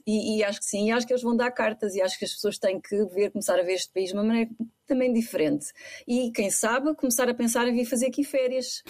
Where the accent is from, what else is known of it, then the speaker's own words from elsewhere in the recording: Aveiro, Centro, Portugal; moved away as an adult; also born or lived in Coimbra; now in Saudi Arabia; de onde eu venho, da Aveiro